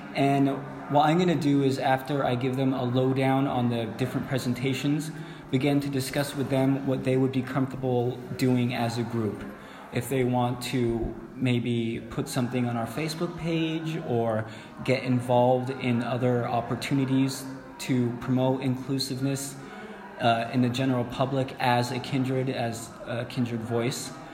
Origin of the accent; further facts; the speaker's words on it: California, United States; I'm from California.